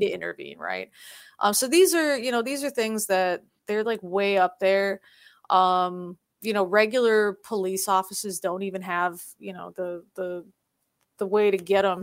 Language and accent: English; United States; now in South Korea; I'm American